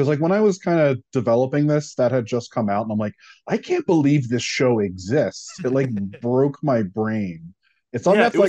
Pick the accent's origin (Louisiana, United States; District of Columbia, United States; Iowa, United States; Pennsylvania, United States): Pennsylvania, United States; Philadelphia; I'm from Philly